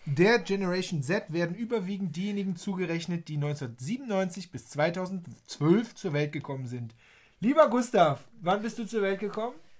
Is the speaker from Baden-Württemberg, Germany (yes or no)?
no; Waldbröl, North Rhine-Westphalia, Germany; moved away; hier im schönen Oberbergischen Kreis, in meiner Heimat, in Waldbröl